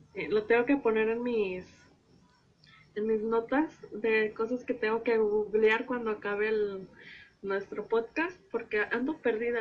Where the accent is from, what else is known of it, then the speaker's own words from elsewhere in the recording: Veracruz, Mexico; Yo soy jarocha